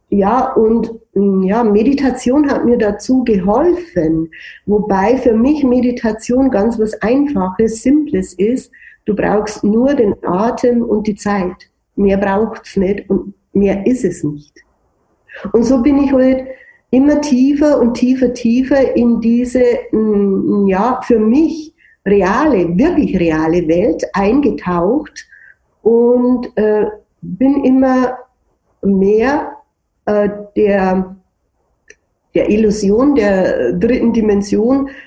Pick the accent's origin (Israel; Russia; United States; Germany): Germany; ich als Deutsche, der bringt mich um und so.